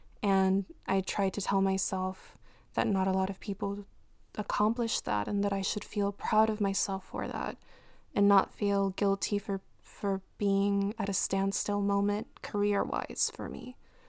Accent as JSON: {"language": "English", "town": "Compton", "region": "California", "country": "United States", "tie": "born or raised there", "said": "based on the community that I grew up in Compton."}